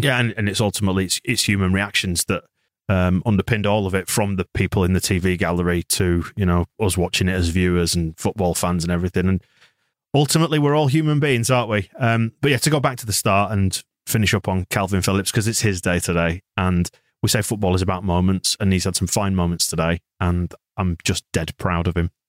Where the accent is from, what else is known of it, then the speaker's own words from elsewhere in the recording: Bradford, Yorkshire and the Humber, United Kingdom; I was in Bradford. I'm from Bradford